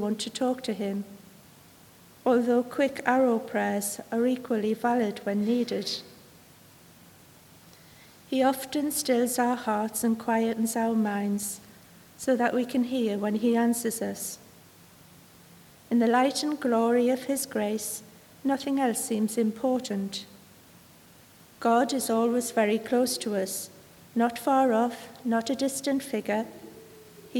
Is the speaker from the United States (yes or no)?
no; Sunderland, North East England, United Kingdom; I come from Sunderland